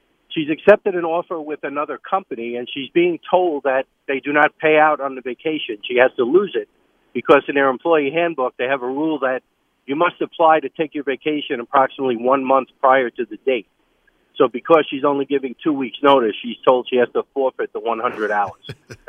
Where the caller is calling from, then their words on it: LaGrangeville, New York, United States; Good morning, LaGrangeville, New York, in Hudson Valley.